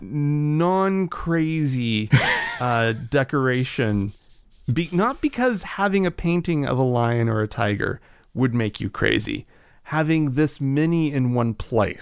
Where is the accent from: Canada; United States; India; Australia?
United States; Oklahoma; growing up in Oklahoma